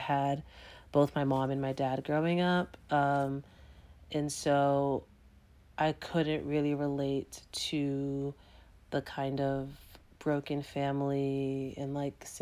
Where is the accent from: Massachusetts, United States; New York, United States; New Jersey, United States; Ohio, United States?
Massachusetts, United States; Boston; I grew up in Dorchester, which for folks who aren't in Massachusetts is a predominantly black neighborhood